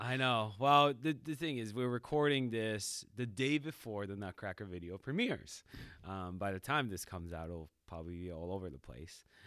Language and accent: English; Japan; moved away; when you're growing up in Japan in the school system, there's a cleaning p-, period.